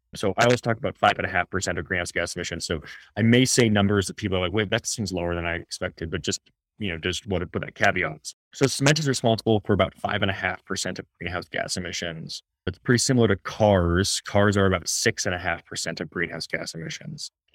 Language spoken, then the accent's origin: English; Washington, United States; my home state of Washington